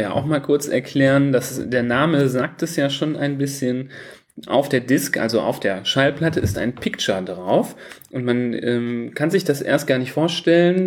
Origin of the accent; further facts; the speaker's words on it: Düsseldorf, North Rhine-Westphalia, Germany; bei uns in Düsseldorf